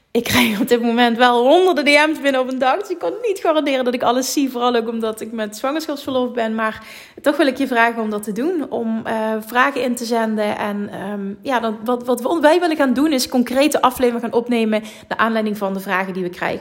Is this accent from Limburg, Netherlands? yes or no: yes; Limburg, Netherlands; accent: Limburg; wij komen uit Limburg. Je hoort dus een vet accent